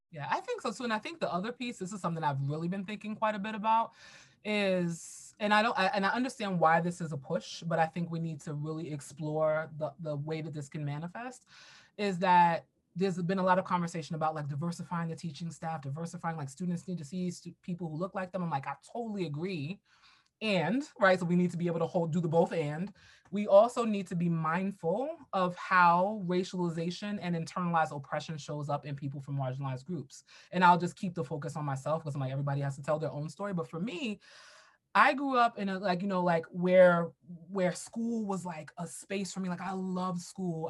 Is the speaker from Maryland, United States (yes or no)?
no; New York City, New York, United States; I grew up in Brooklyn, New York